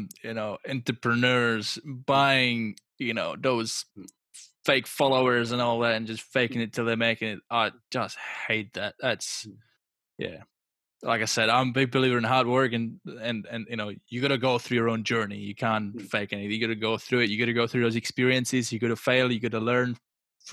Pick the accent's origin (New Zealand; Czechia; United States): Czechia; English is a second language; now in Australia; I'm from Czech Republic, so it's post-communist country